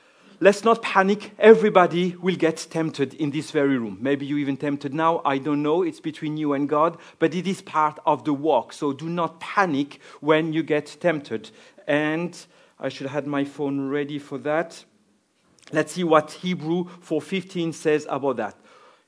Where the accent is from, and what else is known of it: France; accent: French; English is a second language; now in Cork, Ireland